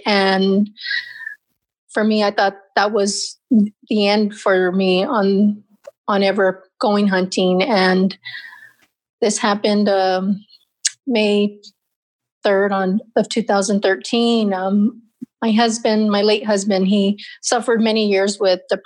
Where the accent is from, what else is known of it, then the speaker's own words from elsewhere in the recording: Mammoth, Arizona, United States; small little town called Mammoth